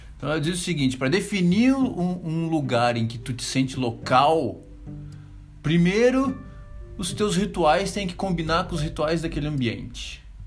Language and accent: Portuguese; Florianópolis, Santa Catarina, Brazil; moved away as an adult; uma cidade onde eu vivi 35 anos da minha vida, onde a minha mãe ainda mora, onde eu conheço cada esquina